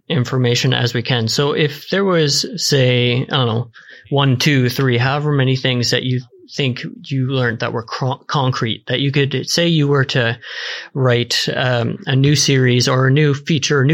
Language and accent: English; Eastern Canada, Canada; moved away as an adult; now in Vancouver, Canada; I mean, being Canadian